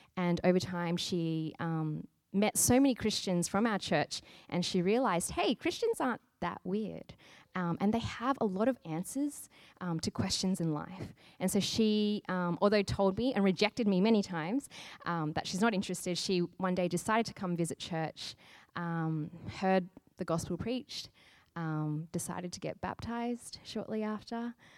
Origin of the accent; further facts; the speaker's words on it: Sydney, New South Wales, Australia; now in Brisbane, Australia; I'm from Sydney, and basically there are churches everywhere.